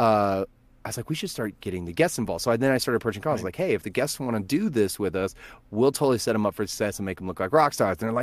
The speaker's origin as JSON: {"language": "English", "town": "Verdigris", "region": "Oklahoma", "country": "United States", "said": "I'm originally from Vertigris, Oklahoma"}